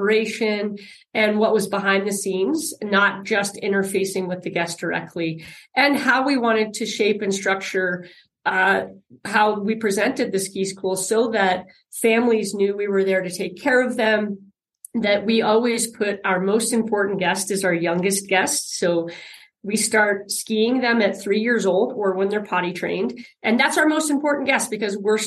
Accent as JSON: {"language": "English", "town": "Aspen", "region": "Colorado", "country": "United States", "tie": "born or raised there", "also_born_or_lived": "Cleveland, Ohio", "said": "I grew up here in the Aspen Valley. My parents moved my twin sister and I here when we were 3 years old from Cleveland, Ohio"}